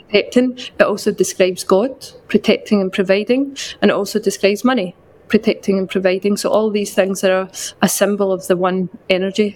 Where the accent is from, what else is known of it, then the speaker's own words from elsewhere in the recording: west coast of Scotland, United Kingdom; now in London, United Kingdom; I'm from a very small town on the west coast of Scotland, but I currently live in London